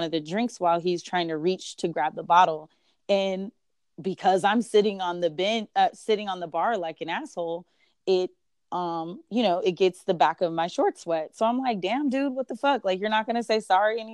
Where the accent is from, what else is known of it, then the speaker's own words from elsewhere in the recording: United States; moved away as an adult; also born or lived in Tanzania; as an American